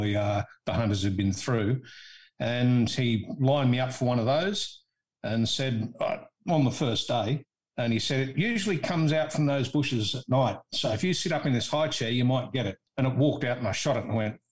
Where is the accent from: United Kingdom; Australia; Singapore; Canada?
Australia; I'm an Aussie